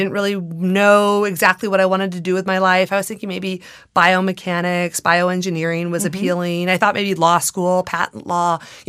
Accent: California, United States; So I grew up in the Antelope Valley, surrounded by flight tests, surrounded by the B-2 being built out at Palmdale and seeing that fly.

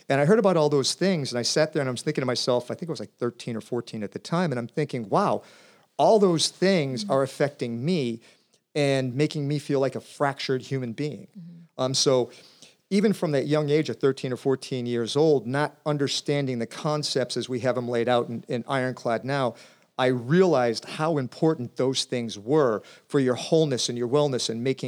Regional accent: Columbus, Ohio, United States; I was a youth growing up in Columbus, Ohio, kind of a city kid.

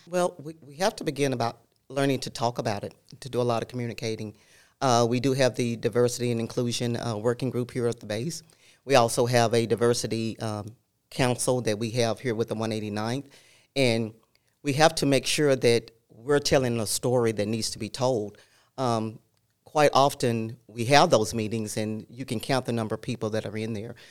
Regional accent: El Dorado, Arkansas, United States; moved away; I grew up in Southern Arkansas, El Dorado

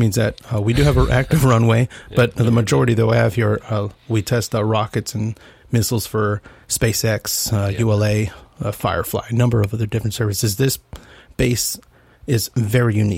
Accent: San Antonio, Texas, United States; moved away as an adult; Born and raised in San Antonio, Texas

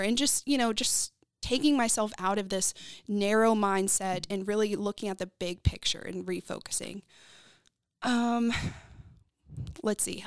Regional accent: Texas, United States; also born or lived in North Carolina; I was raised in Texas.

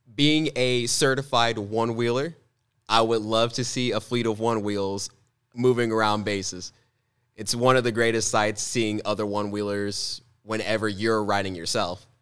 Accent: Mascoutah, Illinois, United States; my hometown in Muscuda

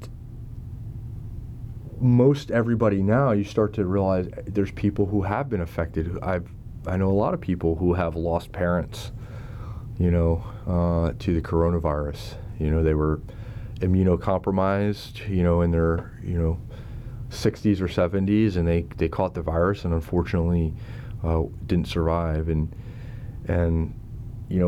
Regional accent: United States; now in Monterey, United States; we're from the Northeast, New Jersey, New York City.

